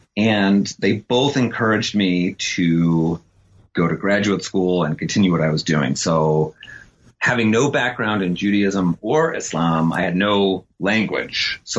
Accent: Utah, United States; So I'm from I grew up in Utah, actually, in a really small town in the desert in the southern half of the place.

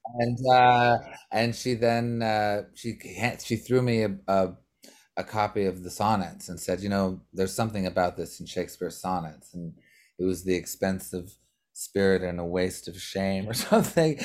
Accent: Montreal, Quebec, Canada; we're all from Montreal

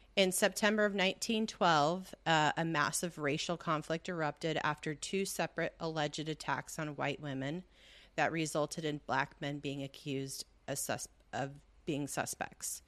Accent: Southern California, United States; We're from the orange groves of Southern California

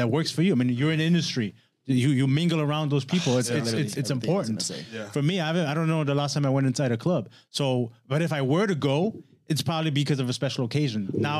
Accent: Germany; moved away; So, you know, I was born and raised in Germany. My mom's white.

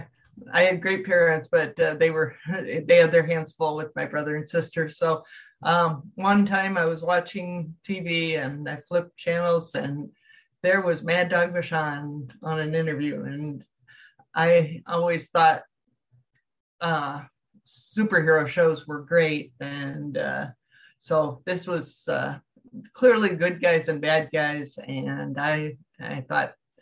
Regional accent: Davenport, Iowa, United States; I grew up in Davenport, Iowa

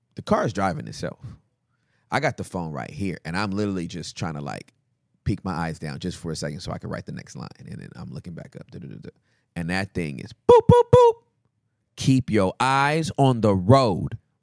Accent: Inglewood, California, United States; I'm from Inglewood

